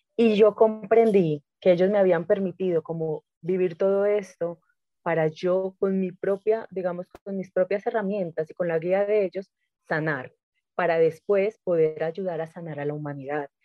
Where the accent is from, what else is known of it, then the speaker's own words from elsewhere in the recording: Medellín, Antioquia, Colombia; moved away; yo regreso a Medellín, porque yo no vivía en Medellín, yo regreso a mi tierra